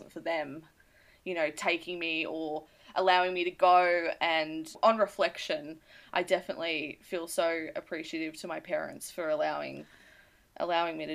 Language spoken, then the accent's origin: English; Australia; we're listening from Australia